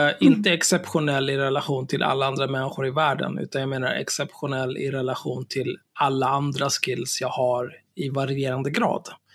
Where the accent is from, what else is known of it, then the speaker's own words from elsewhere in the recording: Stockholm, Stockholm County, Sweden; Jag är ju född och uppvuxen på Söder.